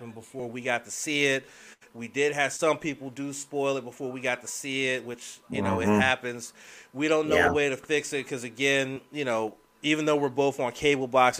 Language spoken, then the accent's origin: English; Washington, District of Columbia, United States; my hometown